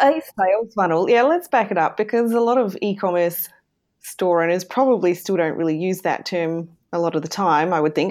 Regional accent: southern Australia, Australia; I am in Australia. So, I'm down under. in Australia. In the south

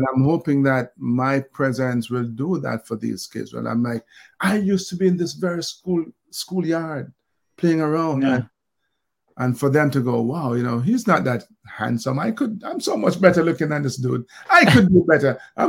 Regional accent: Jamaica; growing up in Olympic Gardens and the army experience and beyond

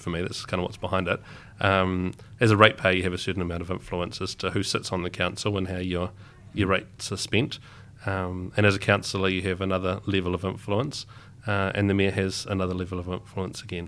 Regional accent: Darfield, Canterbury, New Zealand; growing up in Duffield, I had, I'd enjoyed leaving, um, as a kid

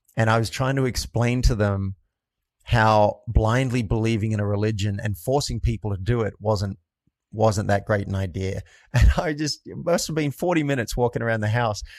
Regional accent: New South Wales, Australia; moved away as an adult; also born or lived in New York; I grew up in a country town in Australia, and about two hours north of Sydney

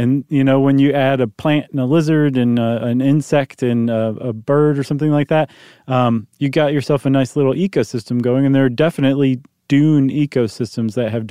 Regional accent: Ohio, United States; I grew up in Ohio. We didn't have that.

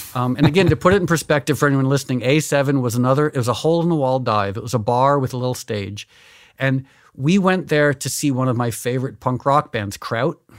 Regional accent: Connecticut, United States; also born or lived in New York City; I was born in New York, but I grew up in Connecticut

